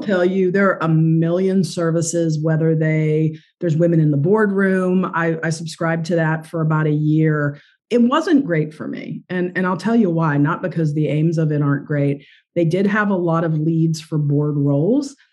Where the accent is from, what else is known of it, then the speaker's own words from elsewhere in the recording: West Virginia, United States; moved away; I grew up in West Virginia